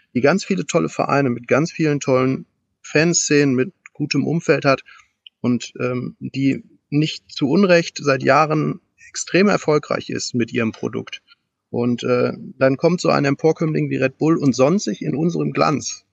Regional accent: Germany; bei uns in Deutschland

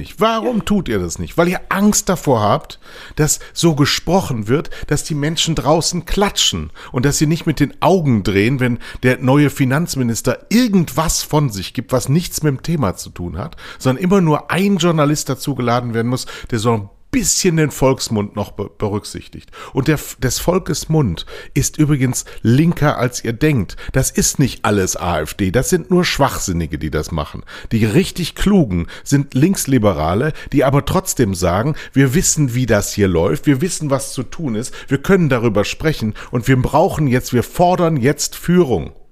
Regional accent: Rhineland, Germany; wir beide als Rheinländer

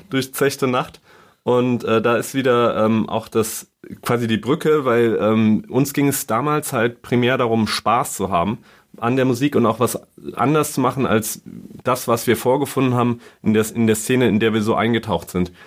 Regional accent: Saarland, Germany; moved away as an adult; now in Berlin, Germany; ich komme aus dem Saarland

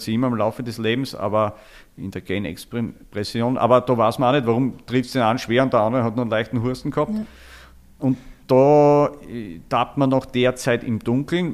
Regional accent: Styria, Austria; also born or lived in Falls Church, Virginia, United States; bei uns in der Steiermark

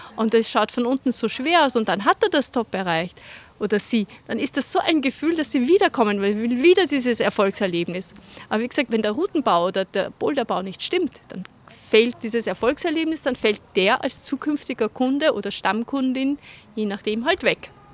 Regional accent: Vienna, Austria; now in Munich, Germany; komme ich aus Wien, bin aber in München gelandet

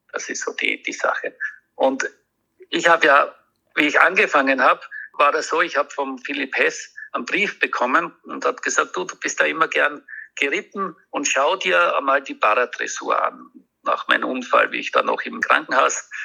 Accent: Austria; ich als Österreicher

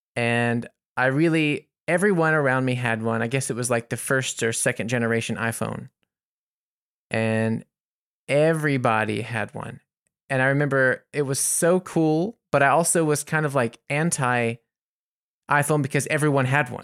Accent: United States; as an American

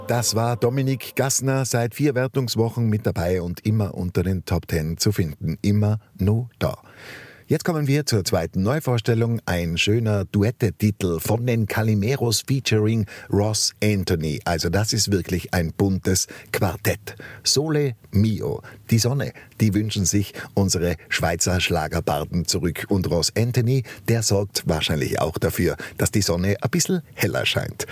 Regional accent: Wildermieming, Tyrol, Austria; von Wildermirming, meiner Heimatgemeinde

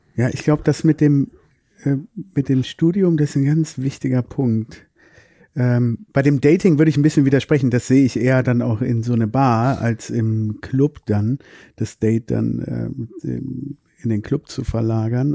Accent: Düsseldorf, North Rhine-Westphalia, Germany; now in Cologne, Germany; ursprünglich sind wir aus Düsseldorf oder ich bin aus Düsseldorf

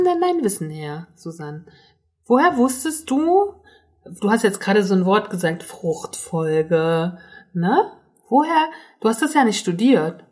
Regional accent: Northern Germany, Germany; ich komme ja aus Norddeutschland

